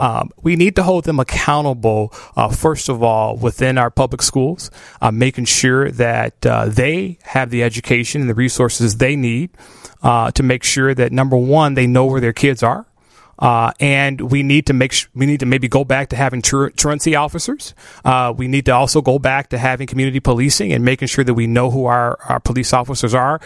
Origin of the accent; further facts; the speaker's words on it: Chicago, Illinois, United States; I grew up in Chatham, so I grew up in the city of Chicago